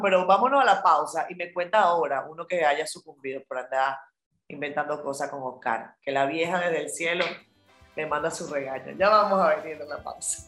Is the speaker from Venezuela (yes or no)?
yes; Venezuela; yo como venezolana